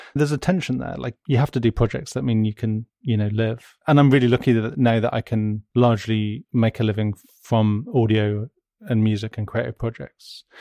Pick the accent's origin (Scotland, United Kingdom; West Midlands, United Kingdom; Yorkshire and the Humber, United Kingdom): West Midlands, United Kingdom; I'm from the West Midlands